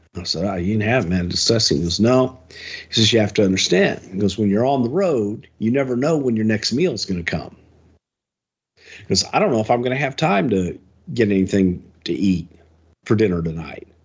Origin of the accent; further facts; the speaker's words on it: Houston, Texas, United States; in front of seventy thousand people in my hometown